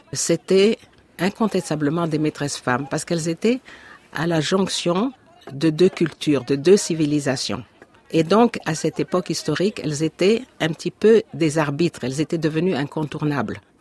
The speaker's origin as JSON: {"language": "French", "region": "Dakar", "country": "Senegal", "tie": "born or raised there", "said": "je suis née à Dakar. J'ai vécu toute mon enfance à Dakar"}